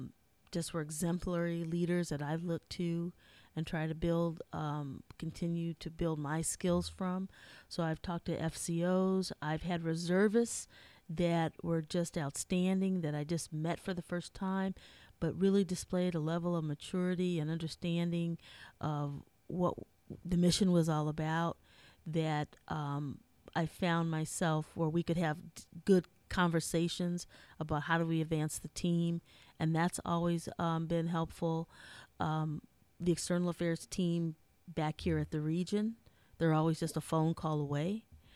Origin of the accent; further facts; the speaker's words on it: Minnesota, United States; I'm from Minnesota, so I've heard it all, come from a good mix, good old Midwest girl.